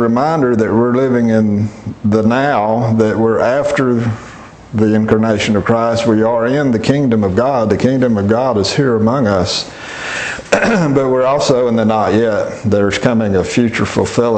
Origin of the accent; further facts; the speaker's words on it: Alabama, United States; growing up in Alabama, I'm familiar with things like wisteria and mimosa trees